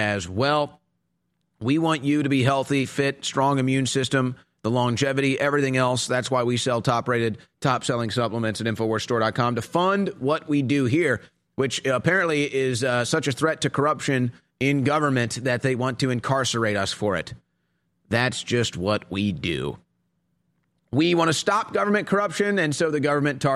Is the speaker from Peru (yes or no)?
no; Texas, United States; a Texan